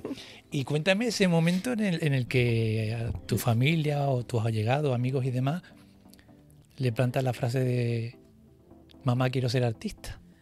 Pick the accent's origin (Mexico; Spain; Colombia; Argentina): Spain; Andalusia; now in Canary Islands, Spain; Yo decirte que soy andaluz, llevo desde el 95 aquí